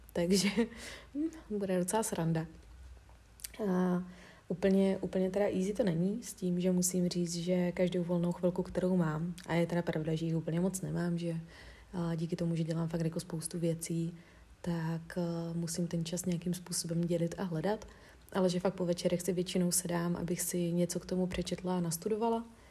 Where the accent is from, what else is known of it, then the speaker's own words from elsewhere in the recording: Czechia; jsem z České republiky